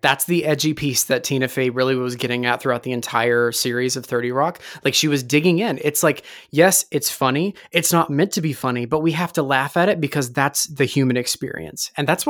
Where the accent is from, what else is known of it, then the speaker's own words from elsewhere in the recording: Kentucky, United States; I'm from Kentucky.